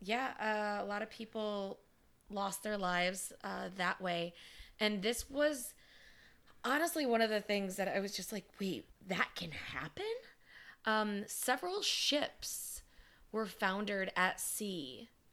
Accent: Wisconsin, United States; I'm from Wisconsin

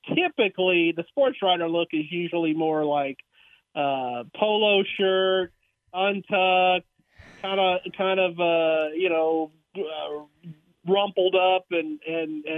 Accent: Brenham, Texas, United States; growing up in Brenham

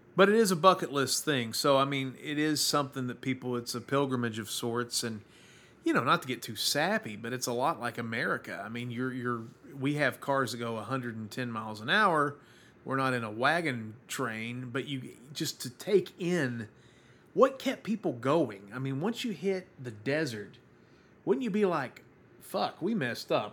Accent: Baltimore, Maryland, United States; I'm from Baltimore.

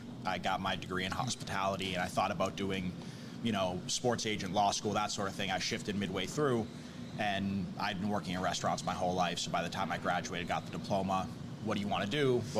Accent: Brockton, Massachusetts, United States; We're born and raised Brocktonians.

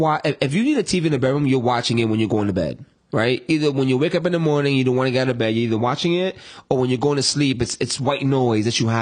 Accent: New York City, New York, United States; also born or lived in Queens; growing up in the Bronx without air conditioner

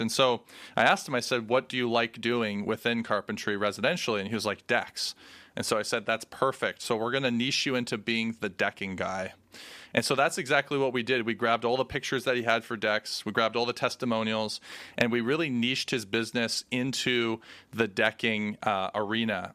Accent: Canada; we're Canadian

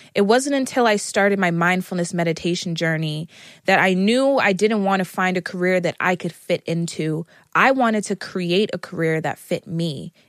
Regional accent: United States; I am an American

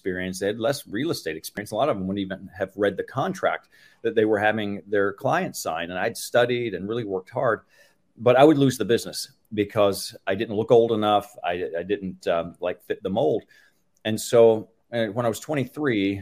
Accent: Tulsa, Oklahoma, United States; Tulsa, Oklahoma, that's my market. That's where I've been since junior high. So I consider myself a local by now.

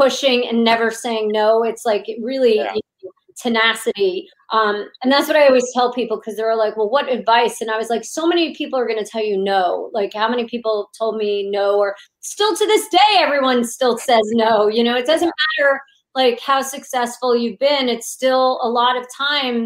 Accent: Monmouth County, New Jersey, United States; Monmouth County, New Jersey.

